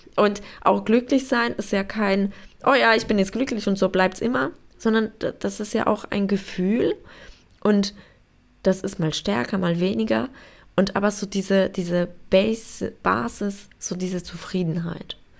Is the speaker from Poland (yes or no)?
yes; Poland; now in Germany; Also ich komme ursprünglich aus Polen